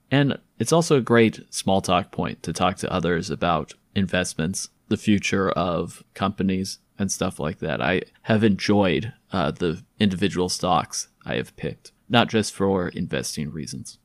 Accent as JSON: {"language": "English", "region": "California", "country": "United States", "said": "some of my perspective comes as a Californian"}